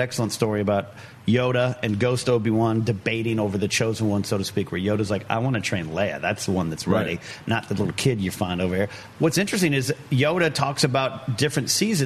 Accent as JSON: {"language": "English", "town": "Pismo Beach", "region": "California", "country": "United States", "tie": "born or raised there", "said": "It's like my hometown beach at Pismo Beach."}